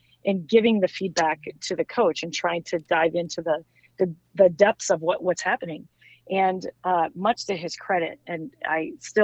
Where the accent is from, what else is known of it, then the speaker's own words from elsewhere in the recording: Midwest, United States; I'm from the Midwest.